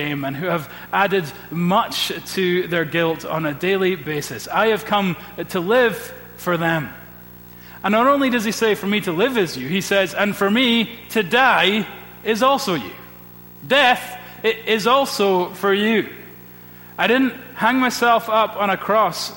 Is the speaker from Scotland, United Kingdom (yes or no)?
yes; Scotland, United Kingdom; as a Scottish Presbyterian